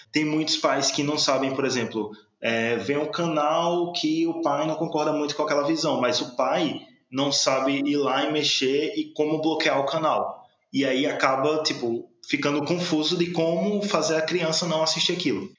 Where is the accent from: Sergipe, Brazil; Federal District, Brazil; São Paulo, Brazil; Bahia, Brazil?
Sergipe, Brazil; a gente tem nosso sotaque próprio, sabe? não digo nem de Sergipe, digo da capital